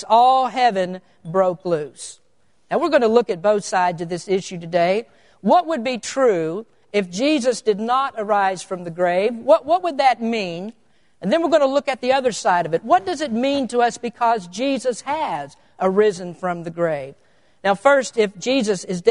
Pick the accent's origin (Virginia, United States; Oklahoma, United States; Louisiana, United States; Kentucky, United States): Kentucky, United States; now in California, United States; I'm an old Kentucky boy. I come from the Bible Belt.